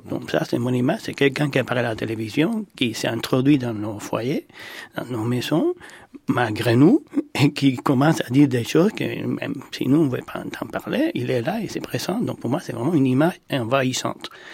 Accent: Cuba; now in France; je suis né à Cuba

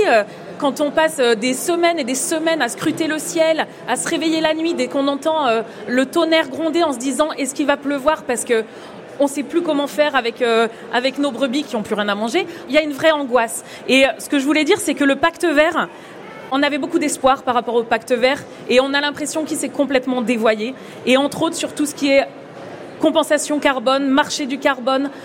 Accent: France; en tant que Français, en tant qu'Européens

